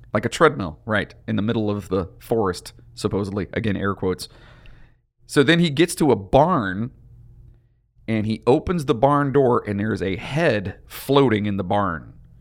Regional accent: Lorain County, Ohio, United States; from our area, where we are from, uh, which is Lorain County

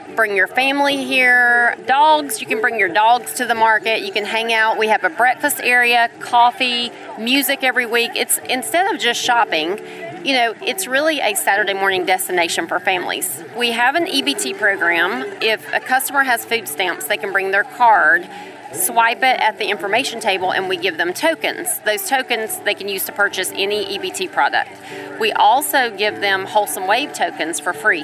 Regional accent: Cartersville, Georgia, United States; I'm from Cartersville originally

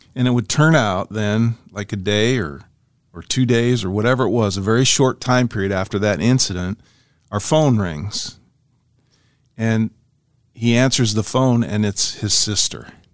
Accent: Ashland, Nebraska, United States; we were kids and we were growing up on Euclid Street, 1518 Euclid in Ashland, Nebraska.

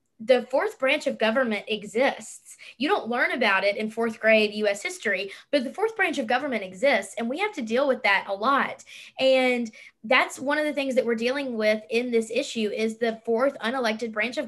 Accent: Anniston, Alabama, United States; moved away; growing up in Anniston

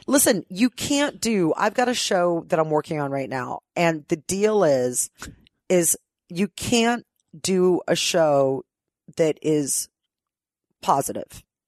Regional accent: Ohio, United States; moved away as an adult; now in Los Angeles, United States; I've lived in LA longer than I lived in Ohio.

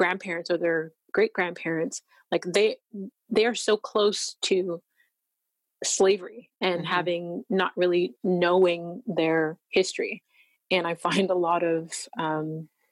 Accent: Canada; I'm from Canada

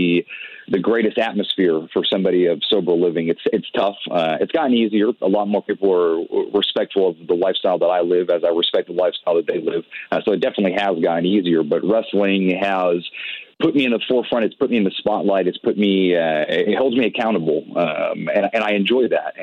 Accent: Providence, Rhode Island, United States; I'm from Providence, Rhode Island.

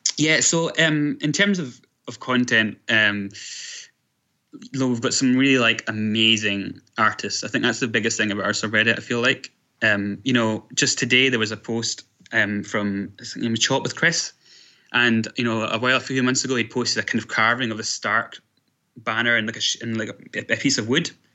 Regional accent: Scotland, United Kingdom; I am from Scotland

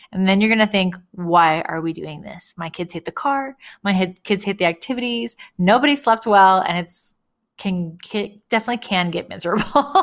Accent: California, United States; I grew up in California

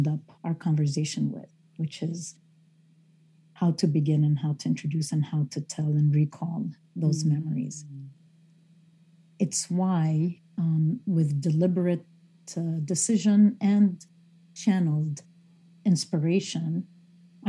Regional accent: Beirut, Beirut Governorate, Lebanon; I grew up in Beirut, Lebanon

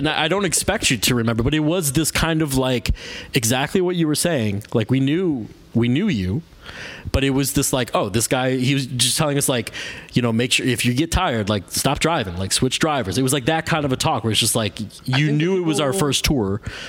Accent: Chicago, Illinois, United States; we come from Chicago.

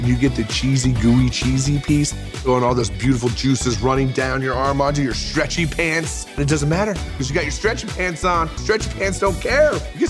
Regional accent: Midwest, United States; I like flour because I'm from the Midwest, and that's how we roll.

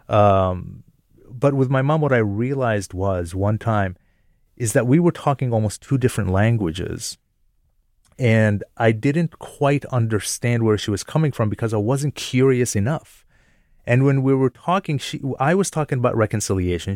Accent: Jordan; also born or lived in upstate New York, United States; now in United States; I'm a Palestinian American, but I was born and raised in Jordan

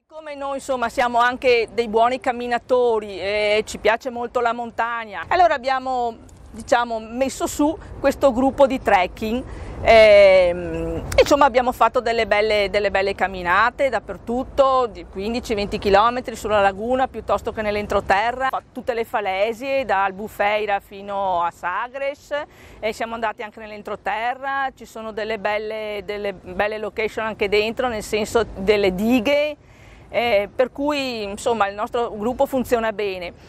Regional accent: Treviso, Veneto, Italy; accent: Venetian; moved away as an adult; now in Faro, Portugal; Come potete sentire dal mio accento, sono veneta, precisamente della, dalla bellissima città di Treviso

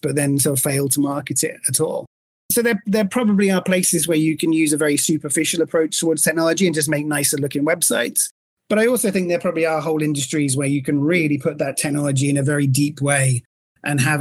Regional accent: England, United Kingdom; accent: English; now in Miami, United States; my English accent in Miami

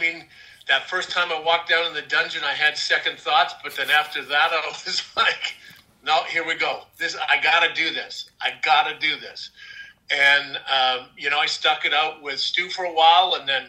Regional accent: Saskatoon, Saskatchewan, Canada; I grew up in Saskatoon, Saskatchewan.

